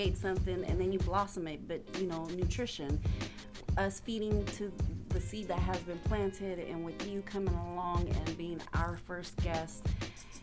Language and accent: English; Sacramento, California, United States; South Sac.